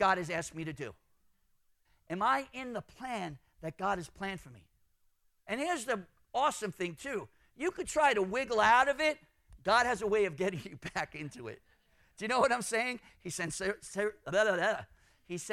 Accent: New York City, New York, United States; I'm from Brooklyn.

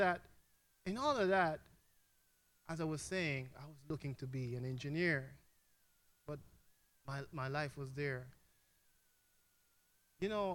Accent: Jamaica; moved away; I'm from Jamaica. I don't know if my accent gives it away

